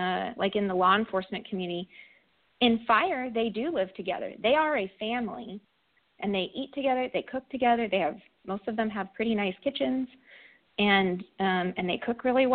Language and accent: English; California, United States; moved away; I'm from California, and most of my friends from back home are in fire service.